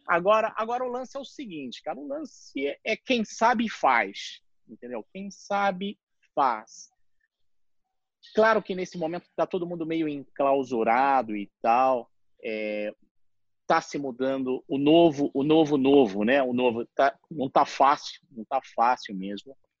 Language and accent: Portuguese; Rio de Janeiro, Brazil; also born or lived in Japan; eu sou nascido em 1968 e minha infância e adolescência foi no Rio de Janeiro